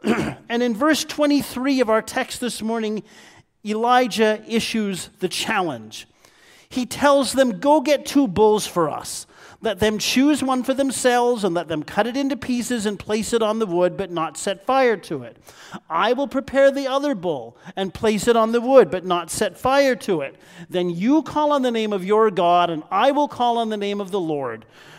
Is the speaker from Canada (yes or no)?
yes; Niagara Falls, Ontario, Canada; Now, I'm a Niagara boy, born and bred. I was raised just outside of Niagara Falls